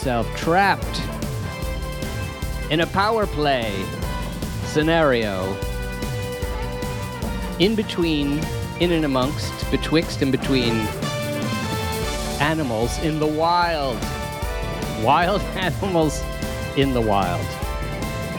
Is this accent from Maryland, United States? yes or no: yes; Maryland, United States; I'm from Maryland, so you know we're particular to our pronunciations